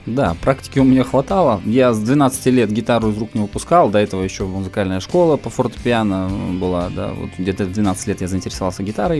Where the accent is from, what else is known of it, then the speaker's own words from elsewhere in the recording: Komsomolsk-on-Amur, Khabarovsk Krai, Russia; moved away as an adult; now in Khabarovsk, Russia; Я вообще из Комсомольска